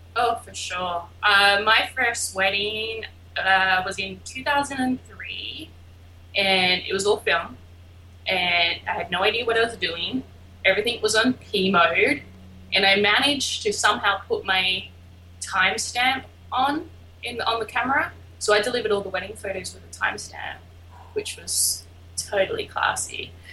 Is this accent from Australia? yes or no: yes; Albany, Western Australia, Australia; moved away; I am from a small little town called Albany in Western Australia